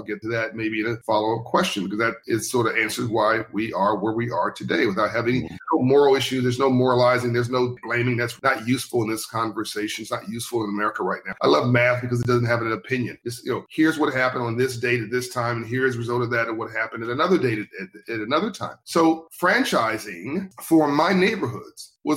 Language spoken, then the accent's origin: English; Compton, California, United States; also born or lived in South Central Los Angeles; I grew up in Compton, California, and then later in South Central Los Angeles